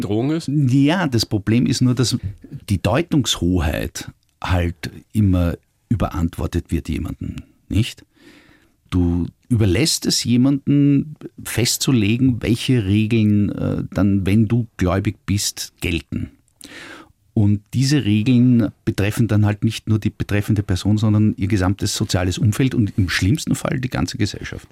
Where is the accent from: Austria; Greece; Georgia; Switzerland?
Austria; als Österreicher